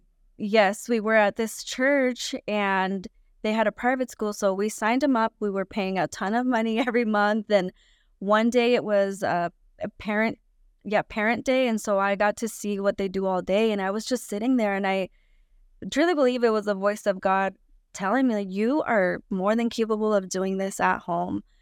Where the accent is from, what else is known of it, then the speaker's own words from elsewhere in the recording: California, United States; also born or lived in Guanajuato, Mexico; I was born in Mexico, but I was raised in California